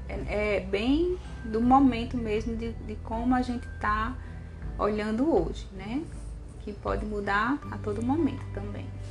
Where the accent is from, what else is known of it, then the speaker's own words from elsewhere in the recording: Natal, Rio Grande do Norte, Brazil; Eu cresci ali em Ponta Negra, na praia de Ponta Negra